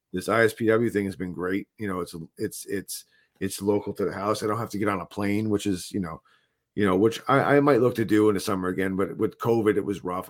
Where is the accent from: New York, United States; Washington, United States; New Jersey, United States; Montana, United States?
New Jersey, United States; I'm from New Jersey